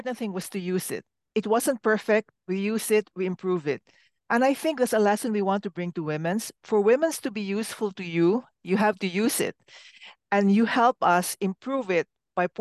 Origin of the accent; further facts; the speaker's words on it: Philippines; I am a Filipino myself, a very collectivist society